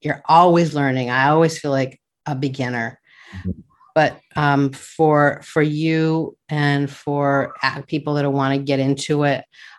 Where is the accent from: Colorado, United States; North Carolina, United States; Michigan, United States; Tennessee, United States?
Colorado, United States; Denver; now in California, United States; I grew up in Denver in the suburbs